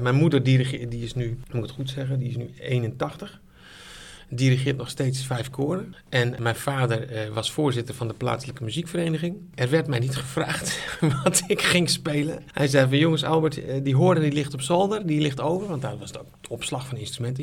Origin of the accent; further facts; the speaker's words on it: Sneek, Friesland, Netherlands; moved away as an adult; also born or lived in Zwolle; Ik kom uit Friesland, geboren in Sneek